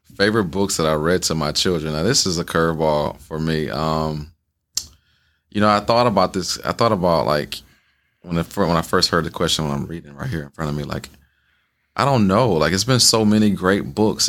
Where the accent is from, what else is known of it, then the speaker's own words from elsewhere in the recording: the South, United States; now in Wisconsin, United States; I grew up in the South